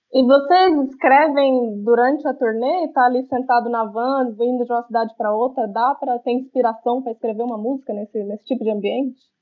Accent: Goiânia, Goiás, Brazil; eu sou de Goiânia

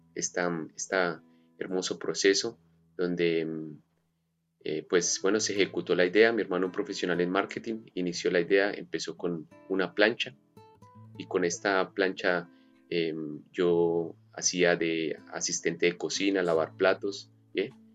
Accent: Colombia; now in Australia; soy colombiano, nacido en Colombia

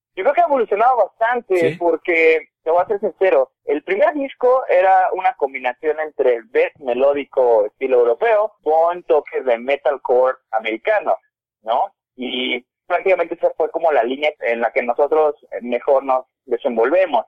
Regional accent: Tehuacán, Puebla, Mexico; moved away as an adult; now in Mexico City, Mexico; la, banda realmente empezó como un hobby en Tehuacán, Puebla, ni siquiera Puebla la ciudad, sino un municipio. Ahí yo con mi vecino eh, empezábamos

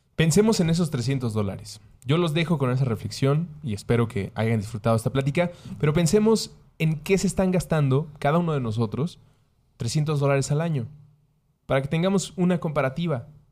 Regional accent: Mexico; Soy mexicano

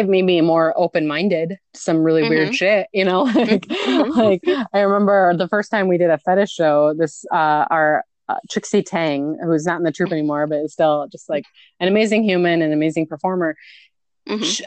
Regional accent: near Appleton, Wisconsin, United States; also born or lived in Milwaukee, Wisconsin; my hometown is a really, really tiny, like 2,000 people near Appleton, Wisconsin.

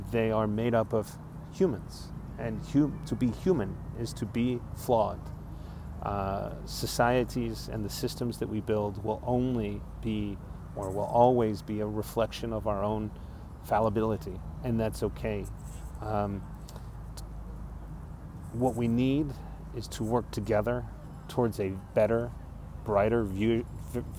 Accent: Texas, United States; moved away; I'm a Texan abroad

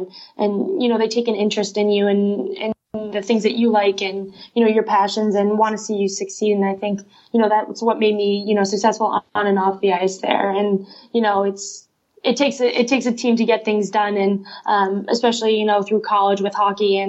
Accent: Albany, New York, United States; I grew up in Albany, New York

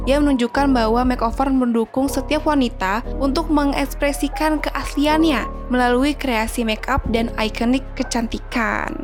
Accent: Indonesia; kita anak Indonesia sejati

